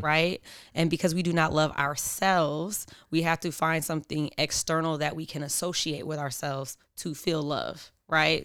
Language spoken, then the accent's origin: English; Oakland, California, United States; also born or lived in Philadelphia; I'm from Oakland, grew up in Oakland. I was born in Philly, but came here when I was a baby